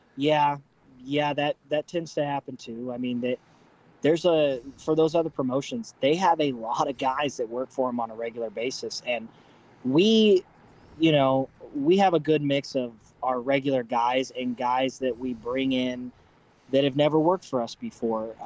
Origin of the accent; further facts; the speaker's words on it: Southeast Kansas, United States; moved away; I'm originally from Southeast Kansas.